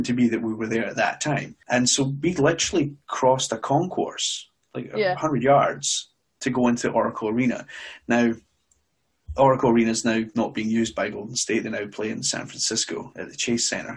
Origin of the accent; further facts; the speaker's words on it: Glasgow, Scotland, United Kingdom; I was born in Glasgow originally